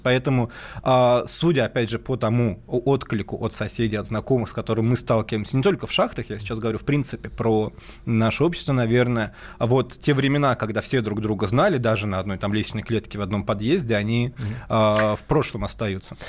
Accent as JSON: {"language": "Russian", "region": "Moscow", "country": "Russia", "tie": "born or raised there", "moved": "yes", "said": "Я родился в Москве и жил в Москве вот 48 лет"}